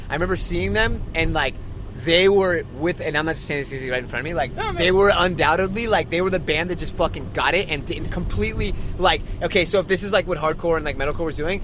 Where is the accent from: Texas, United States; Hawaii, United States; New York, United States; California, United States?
California, United States; Inglewood; I grew up in Inglewood, California